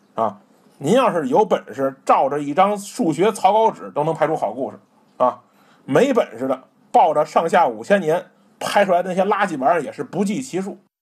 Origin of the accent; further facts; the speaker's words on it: China; 咱们中国